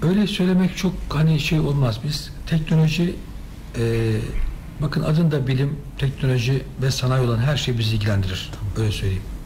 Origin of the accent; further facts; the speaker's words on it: Düzce, Turkey; benim orası memleketim